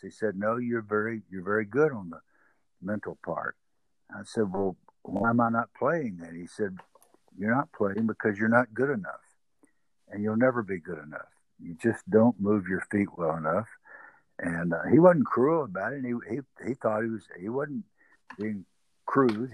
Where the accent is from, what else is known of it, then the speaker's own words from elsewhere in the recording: the South, United States; accent: southern; my southern accent